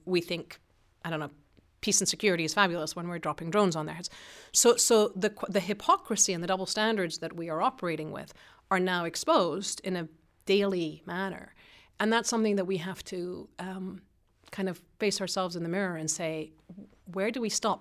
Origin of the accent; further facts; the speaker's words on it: Iran; moved away; I grew up in Iran at an American school, international school